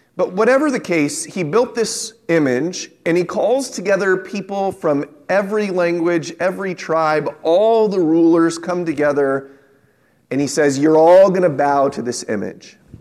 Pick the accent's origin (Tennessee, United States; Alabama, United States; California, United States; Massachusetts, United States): California, United States; San Diego; when I was a young man growing up in San Diego